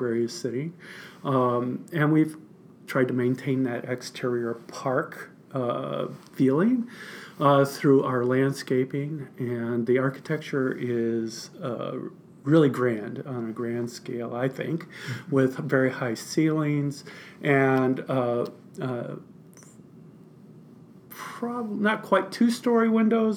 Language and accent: English; Central Illinois, United States; moved away as an adult; also born or lived in Winslow, Arizona; Midwest guy. I'm originally from Central Illinois